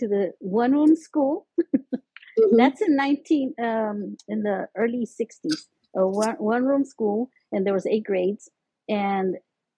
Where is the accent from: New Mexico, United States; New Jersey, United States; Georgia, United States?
New Mexico, United States; Montezuma; also born or lived in Arizona / Pueblo, Colorado; I grew up in Montezuma, New Mexico. That's like about 20 miles north of Las Vegas, New Mexico, up in the mountains